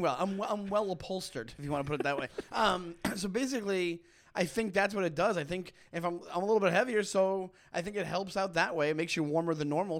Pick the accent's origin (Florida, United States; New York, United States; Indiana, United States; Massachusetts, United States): New York, United States; Long Island; moved away as an adult; now in Brooklyn, United States; I grew up in Long Island, and I grew up a half hour from New York City